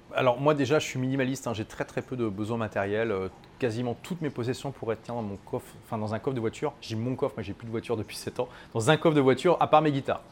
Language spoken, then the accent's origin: French; France; moved away as an adult; also born or lived in London / Dubai; ça fait 7 ans que j'ai quitté mon pays natal, la France